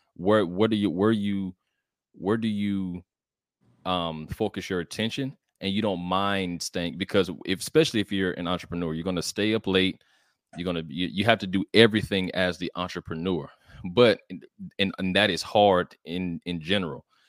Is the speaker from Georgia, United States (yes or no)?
yes; College Park, Georgia, United States; I'm from College Park, Georgia. It's a little ci, it's a city outside of Atlanta, the south side of Atlanta, actually.